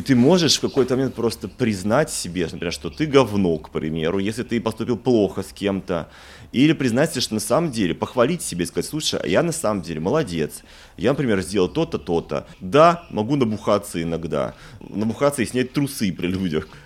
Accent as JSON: {"language": "Russian", "region": "Moscow", "country": "Russia", "also_born_or_lived": "Paris", "moved": "yes", "said": "я из Москвы"}